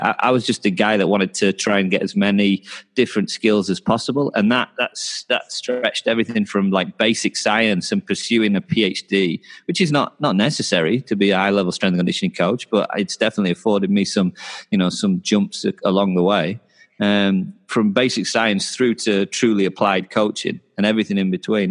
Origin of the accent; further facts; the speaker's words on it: Knaresborough, Yorkshire and the Humber, United Kingdom; also born or lived in Newcastle; I'm from a little town called Knaresborough, which is about an hour south of Newcastle. Uh, I went to Newcastle for university, um, so I'm from kind of North Yorkshire area